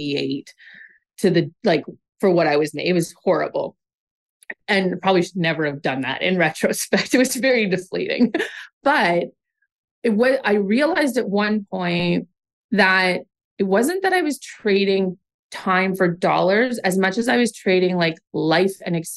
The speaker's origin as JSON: {"language": "English", "town": "Oshawa", "region": "Ontario", "country": "Canada", "tie": "born or raised there", "said": "I grew up in Oshawa, Ontario, Canada's home of General Motors."}